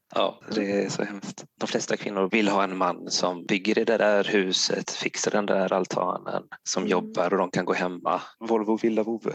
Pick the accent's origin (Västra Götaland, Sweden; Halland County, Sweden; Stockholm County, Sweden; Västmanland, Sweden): Västra Götaland, Sweden; Gothenburg; now in Blekinge, Sweden; eftersom jag är från Göteborg